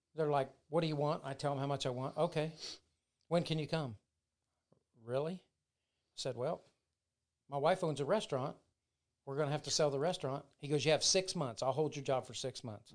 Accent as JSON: {"language": "English", "town": "Selma", "region": "Indiana", "country": "United States", "tie": "born or raised there", "moved": "as an adult", "lives_now": "Florida, United States", "said": "I'm from Selma, Indiana."}